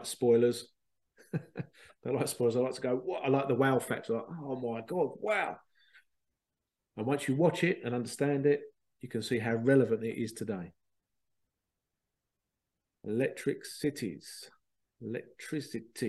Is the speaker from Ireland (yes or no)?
no; London, United Kingdom; moved away; I was born in London and moved out